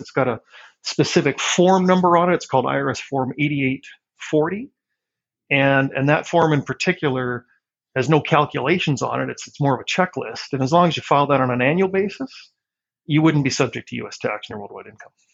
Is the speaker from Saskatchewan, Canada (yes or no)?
yes; Regina, Saskatchewan, Canada; moved away as an adult; now in Vancouver, Canada; I was uh, born and raised in Regina. I went to elementary and high school there.